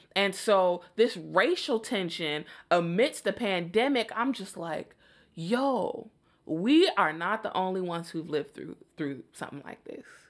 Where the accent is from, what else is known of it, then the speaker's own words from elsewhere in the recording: Chicago, Illinois, United States; I'm from Chicago